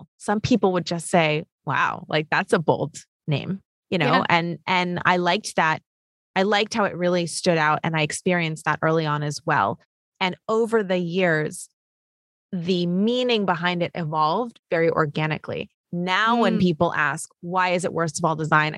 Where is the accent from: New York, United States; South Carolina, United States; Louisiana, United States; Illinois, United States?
New York, United States; New York City; I'm born and raised in New York City